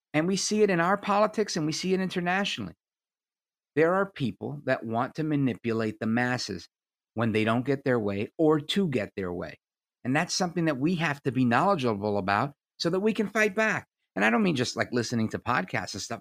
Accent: United States; I'm an American

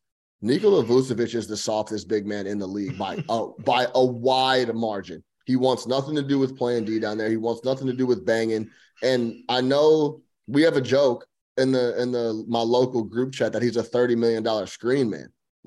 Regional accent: Chicago, Illinois, United States; I'm a Bulls fan. I'm from Chicago.

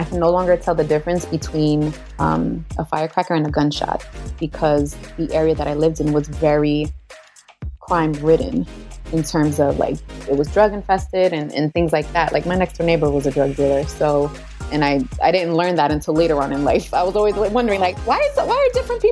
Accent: Jersey City, New Jersey, United States; growing up in Jersey City, you witness a lot

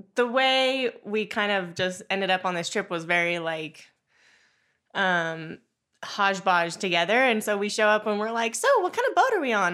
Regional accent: South Lake Tahoe, California, United States; also born or lived in Hawaii; I grew up in South Lake Tahoe

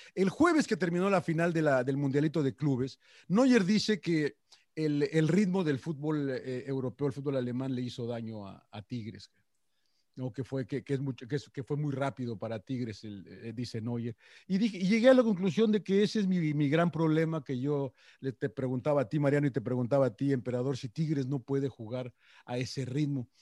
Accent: Mexico City, Mexico; now in Los Angeles, United States; había nacido, nací en México, en el DF, había visto fútbol mexicano

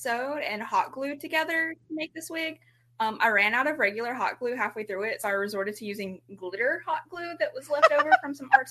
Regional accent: Memphis, Tennessee, United States; I'm from Memphis, Tennessee, born and raised here

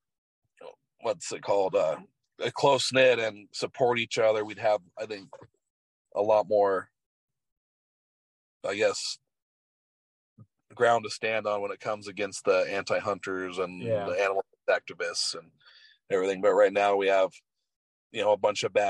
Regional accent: Southeast Alaska, United States; moved away; also born or lived in Wyoming; I grew up in Southeast Alaska

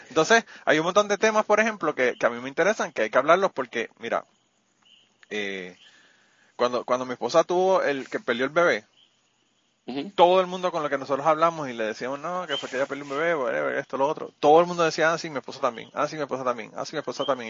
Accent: Puerto Rico; moved away as an adult; me fui de Puerto Rico en una época que todavía la cosa no estaba jodida

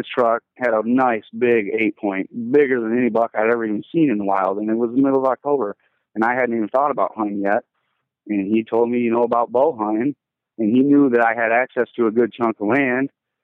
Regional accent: Nashville, Michigan, United States; I'm from Nashville, Michigan, which is a real little town. We don't even have a stoplight or anything. Pretty country, you know, pretty much everybody around there hunts.

